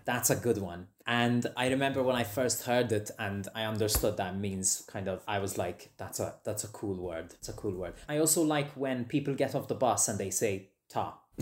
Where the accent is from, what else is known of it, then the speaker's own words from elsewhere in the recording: Malta; moved away as an adult; now in Edinburgh, United Kingdom; I grew up, I lived in Malta, so I lived in Malta